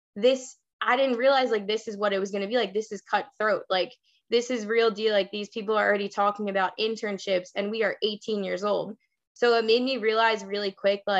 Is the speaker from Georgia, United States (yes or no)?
no; Long Island, New York, United States; also born or lived in Queens, New York; I'm from Long Island, New York. I currently reside in Queens